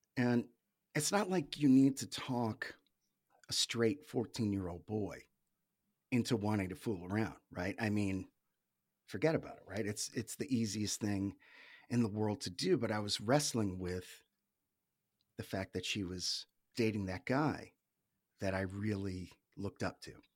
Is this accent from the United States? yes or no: yes; New England, United States; Grew up in New England, in the States.